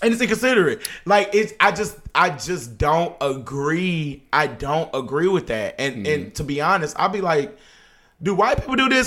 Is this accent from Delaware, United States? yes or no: no; Dallas, Texas, United States; I am still throwing up Oak Cliff, Texas